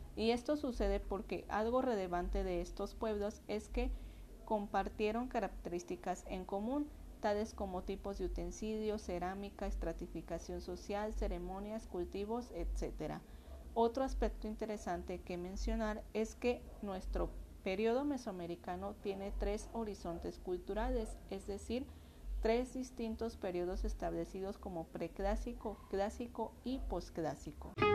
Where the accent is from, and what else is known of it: Mexico